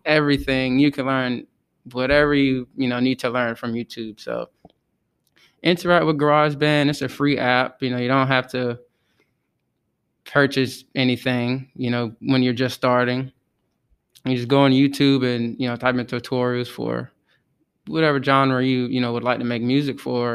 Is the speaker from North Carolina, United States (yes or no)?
yes; Outer Banks area, North Carolina, United States; I'm from the Outer Banks area, which is about forty-five minutes from the Virginia state line